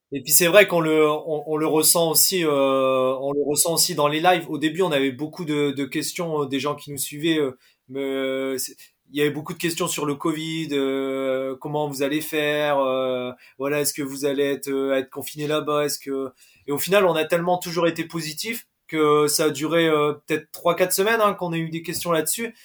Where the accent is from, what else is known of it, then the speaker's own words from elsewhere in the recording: Valenciennes, Hauts-de-France, France; moi je suis de Valenciennes